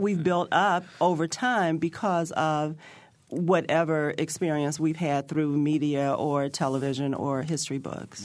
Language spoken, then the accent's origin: English; Chicago, Illinois, United States; now in Bloomington, United States; I'm from Chicago